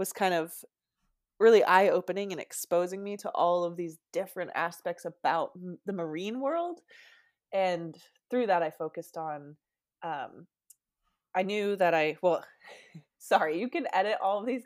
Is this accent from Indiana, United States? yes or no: no; Seattle, Washington, United States; now in San Diego, United States; I'm originally from Seattle, Washington, a much colder climate.